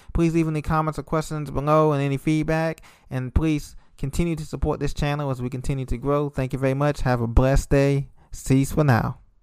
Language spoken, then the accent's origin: English; Orlando, Florida, United States; that's where I grew up in Orlando and in Florida